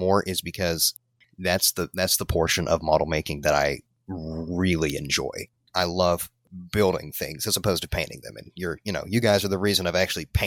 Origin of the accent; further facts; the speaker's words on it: Tennessee, United States; I hail from Tennessee